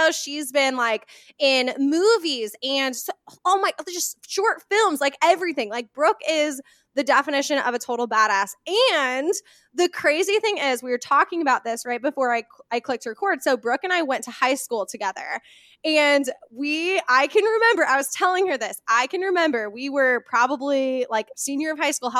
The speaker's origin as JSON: {"language": "English", "town": "Indianola", "region": "Iowa", "country": "United States", "tie": "born or raised there", "said": "moved to my hometown of Indianola, Iowa"}